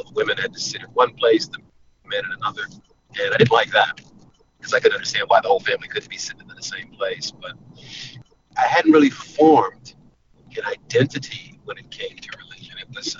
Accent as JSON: {"language": "English", "region": "New York", "country": "United States", "tie": "born or raised there", "also_born_or_lived": "Los Angeles, California, United States / Florida / Dallas, Texas / New Orleans", "said": "Well, I was born in Los Angeles, raised in New York, and spent some time in Florida, Dallas, Texas, New Orleans, Atlanta."}